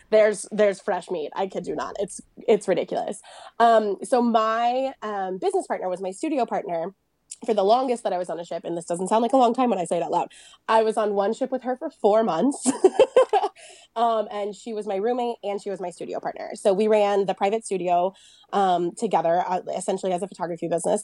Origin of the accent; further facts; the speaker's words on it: United States; also born or lived in France; now in Nevada, United States; I grew up in Lake Tahoe